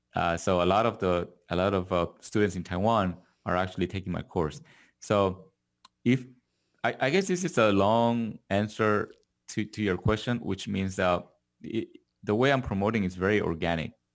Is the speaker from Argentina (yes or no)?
yes; Argentina; also born or lived in Korea; now in Los Angeles, United States; I was born in Korea, grew up in Argentina, and now I'm living in Los Angeles.